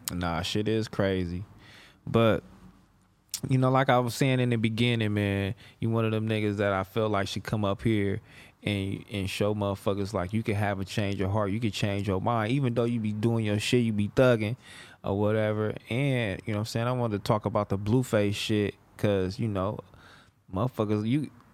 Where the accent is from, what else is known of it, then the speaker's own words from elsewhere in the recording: Los Angeles, California, United States; I'm from Fig to Vermont